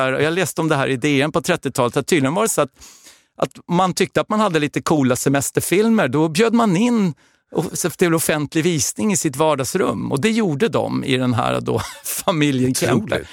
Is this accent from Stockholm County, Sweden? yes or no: yes; Stockholm, Stockholm County, Sweden; jag är ju eh, då född och uppvuxen i södra Stockholm